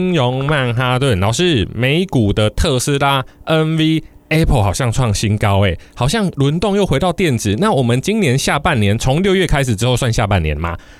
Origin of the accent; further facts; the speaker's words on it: Taiwan; 我们台湾人